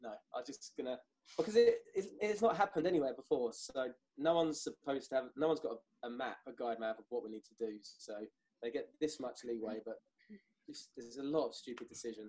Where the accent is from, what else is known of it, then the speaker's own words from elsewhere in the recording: Brighton, South East England, United Kingdom; we're from Brighton, you see. That's the hippie side of it.